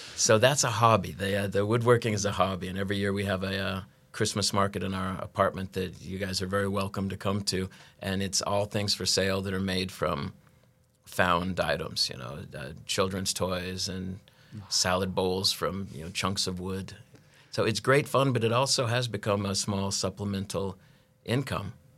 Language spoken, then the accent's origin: English; United States; moved away as an adult; now in Norway; I'm an American that moved to, uh, Norway, uh, love refugee, they call us